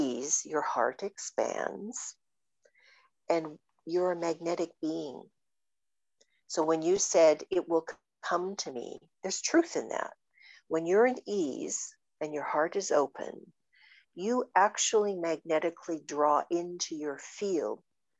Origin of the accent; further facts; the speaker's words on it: Canada; I'm very Canadian